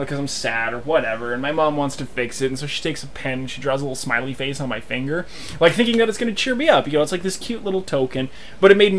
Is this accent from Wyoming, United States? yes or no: yes; Wyoming, United States; I was born in County 11 in Wyoming.